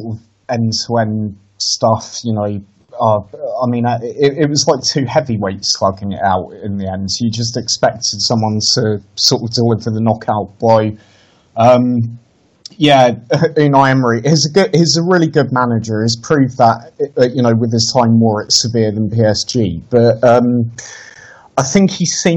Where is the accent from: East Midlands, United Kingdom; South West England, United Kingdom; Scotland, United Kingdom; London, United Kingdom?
East Midlands, United Kingdom; Lincolnshire; I grew up in Lincolnshire